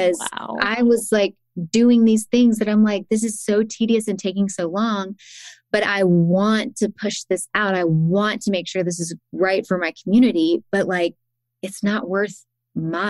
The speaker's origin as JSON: {"language": "English", "town": "Athens", "region": "Georgia", "country": "United States", "tie": "born or raised there", "also_born_or_lived": "Woodstock", "moved": "yes", "said": "in 2020, we moved to Athens, which is my hometown"}